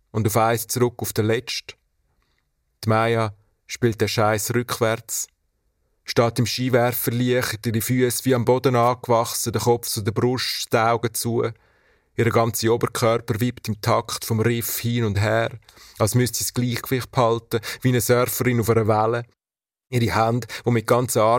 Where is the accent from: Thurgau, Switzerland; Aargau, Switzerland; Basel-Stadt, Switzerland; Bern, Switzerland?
Aargau, Switzerland; now in Zürich, Switzerland; Ich bin im Aargau aufgewachsen, an der Grenze zu Zürich.